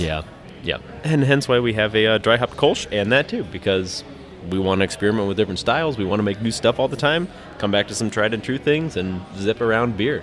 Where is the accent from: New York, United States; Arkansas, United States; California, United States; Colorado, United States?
Colorado, United States; Lakewood; now in Milwaukee, United States; I grew up in Lakewood, so uh, a suburb of Denver, almost into the mountains